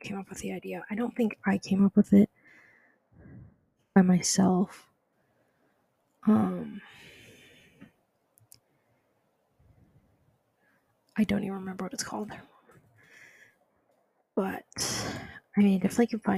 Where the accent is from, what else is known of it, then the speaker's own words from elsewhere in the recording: Southern California, United States; moved away; also born or lived in Denver, Colorado / Africa; after Africa, we moved to Southern California, where I lived for 8 years